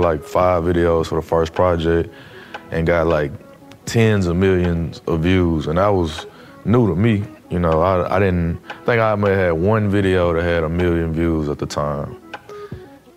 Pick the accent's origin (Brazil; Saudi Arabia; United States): United States; Nashville, Tennessee; I'm from Nashville